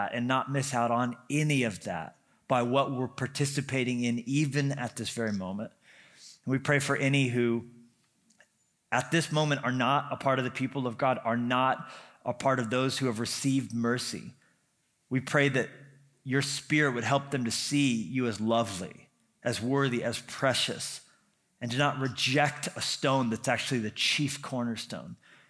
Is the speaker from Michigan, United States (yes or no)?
no; New Mexico, United States; also born or lived in Colorado; I grew up in New Mexico and Colorado. It's complicated.